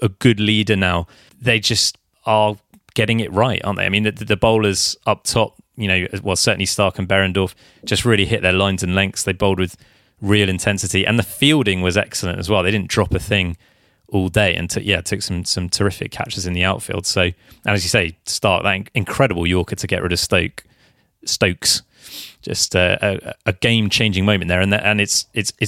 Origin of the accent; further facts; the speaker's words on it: England, United Kingdom; I am English